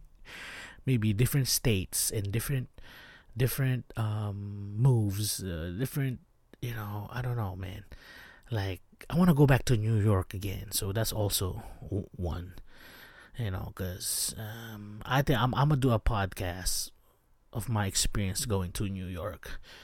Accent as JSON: {"language": "English", "town": "Baguio", "region": "Cordillera Administrative Region", "country": "Philippines", "tie": "born or raised there", "moved": "yes", "said": "I'm from Baguio City in the Philippines"}